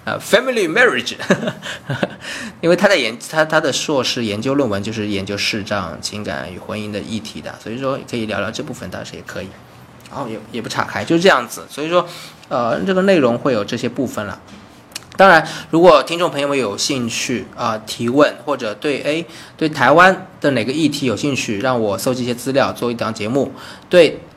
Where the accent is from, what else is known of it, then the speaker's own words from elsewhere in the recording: China; moved away as an adult; also born or lived in Beijing; now in Taiwan; 我在台湾嘛，那 那，那我是大陆的人